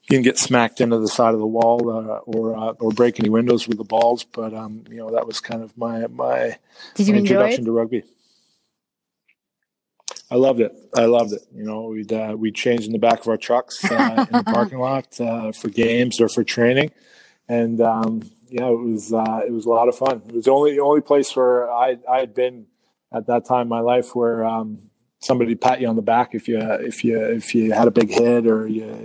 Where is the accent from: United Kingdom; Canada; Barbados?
Canada; Squamish, British Columbia; also born or lived in Vancouver / New Zealand / France; I moved from Squamish down to Vancouver, played some club rugby